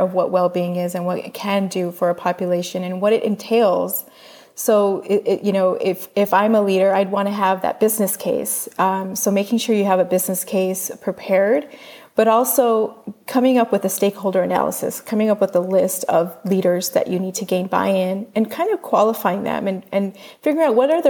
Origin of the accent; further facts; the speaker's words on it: United States; we as an American culture